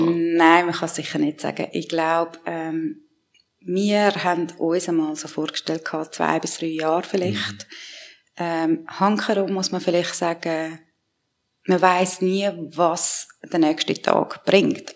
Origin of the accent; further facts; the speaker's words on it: Switzerland; also born or lived in Iran; ich bin da aufgewachsen, ich habe beides in mir drinnen